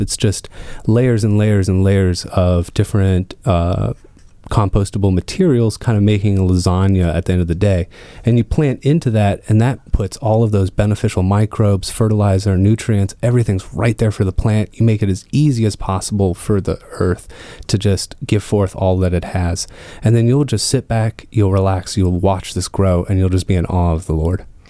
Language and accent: English; Northern Virginia, United States; also born or lived in North Carolina; I was raised here in Northern Virginia in a, uh, co-housing community right outside of Tyson's Corner